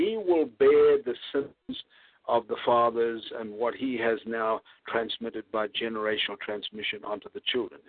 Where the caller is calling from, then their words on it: Houston, Texas, United States; I'm speaking from Houston.